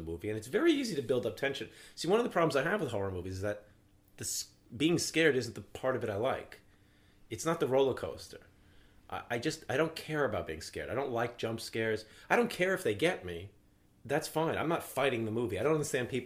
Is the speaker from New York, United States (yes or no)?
yes; New York City, New York, United States; as a kid growing up in Brooklyn and Staten Island